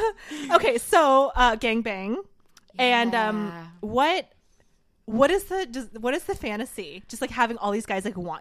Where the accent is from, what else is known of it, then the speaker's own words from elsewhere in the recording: the South, United States; I'm from the South